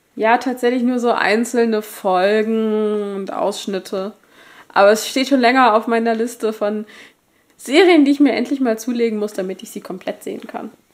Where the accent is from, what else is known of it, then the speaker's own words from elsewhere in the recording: Germany; wir sind Deutsche